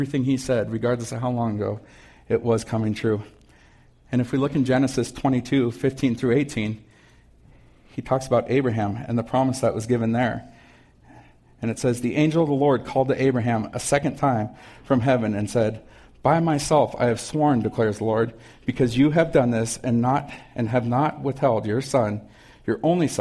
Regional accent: Missoula, Montana, United States; also born or lived in Frenchtown, Montana; when I was 7 years old, we moved. And we moved from Frenchtown into Missoula.

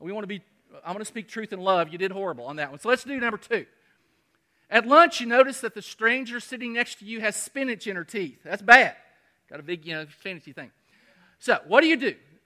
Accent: Kentucky, United States; now in South Carolina, United States; I'm from Kentucky and we're all blue bloods

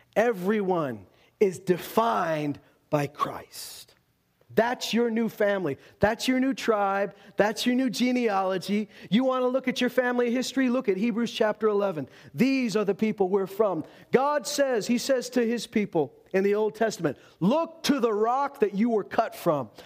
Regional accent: Loon Lake, Saskatchewan, Canada; I grew up in Loon Lake, a town which has seen great division over the years because on one hand, there's the reserve and on the other hand, the town

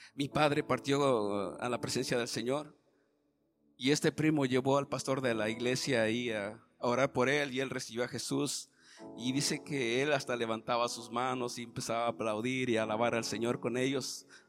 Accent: Oaxaca, Mexico; moved away; en el camino cuando me bajé del avión a la ciudad de Oaxaca, agarramos un taxi para, para mi tierra, son como cinco horas.

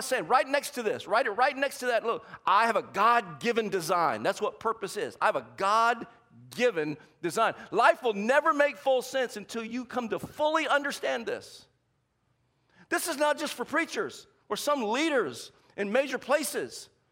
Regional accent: the South, United States; accent: Southern; I'm from the South, and every now and then my accent comes out.

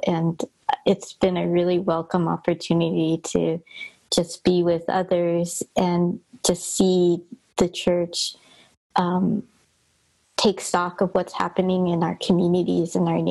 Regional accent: Los Angeles, California, United States; Hi, everybody. … I grew up in Los Angeles in a Chinese American church.

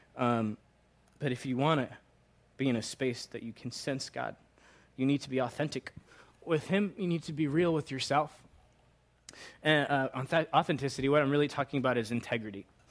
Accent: Long Island, New York, United States; moved away as an adult; also born or lived in Virginia; I grew up in Long Island, Long Island

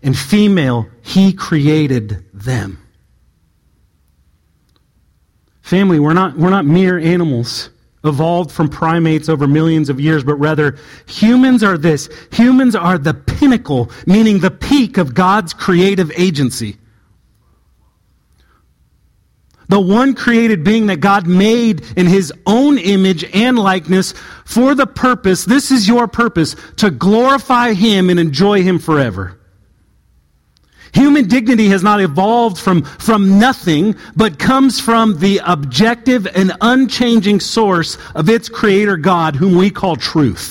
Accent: Southern California, United States; moved away; where I grew up in Southern California

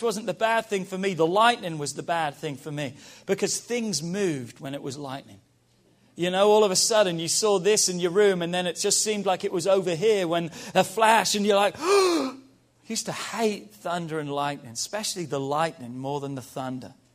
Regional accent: England, United Kingdom; moved away; We grew up in England

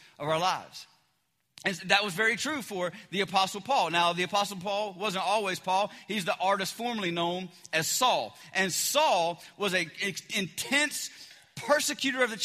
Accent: the South, United States; I'm from the South

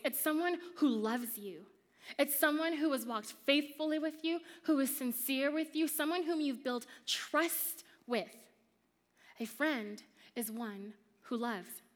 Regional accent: Montreal, Quebec, Canada; moved away; When my family moved to Canada, we first moved to Montreal

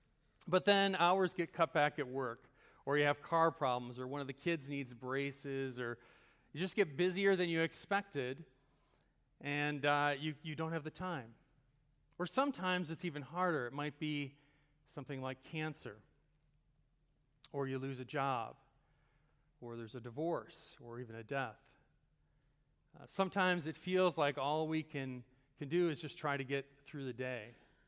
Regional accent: Chicago, Illinois, United States; I'm originally from the Chicago area. Is anyone here from that area as well? I don't know. Okay, a few of you maybe. So I grew up in kind of the world of Chicago sports.

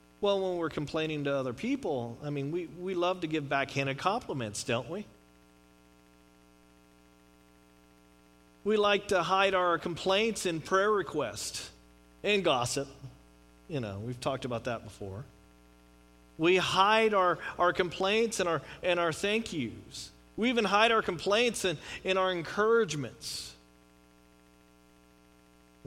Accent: Texas, United States; moved away as an adult; now in California, United States; I grew up in Texas. I'm a proud Texan

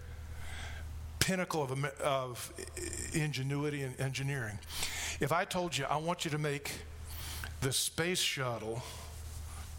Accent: United States; I'm American

